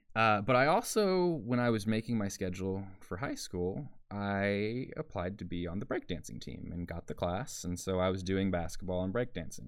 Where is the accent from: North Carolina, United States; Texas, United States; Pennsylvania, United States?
Texas, United States; Porter; I grew up in Porter, Texas